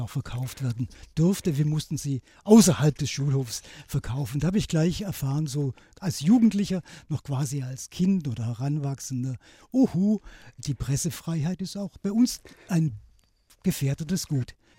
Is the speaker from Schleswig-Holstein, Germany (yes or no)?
no; Swabian Jura, Baden-Württemberg, Germany; mein Vater war ein letzter Bahnhofsvorsteher von meinem Heimatort auf der Schwäbischen Alb